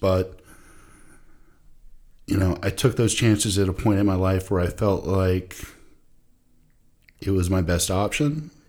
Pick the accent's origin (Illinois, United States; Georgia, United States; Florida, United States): Florida, United States; Jacksonville; You know, long story short, I grew up in Jacksonville, Florida, went to school at Florida State